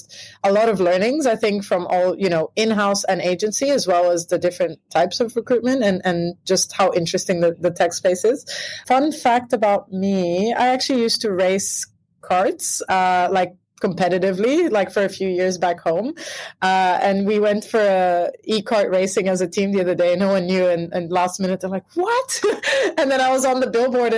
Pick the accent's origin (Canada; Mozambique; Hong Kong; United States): Mozambique; moved away as an adult; also born or lived in United Kingdom; now in Australia; I am from Mozambique originally, moved over to the UK to study business.